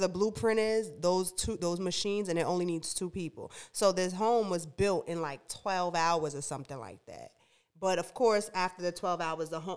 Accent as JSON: {"language": "English", "town": "New York City", "region": "New York", "country": "United States", "moved": "yes", "lives_now": "North Carolina, United States", "said": "I'm from Brooklyn"}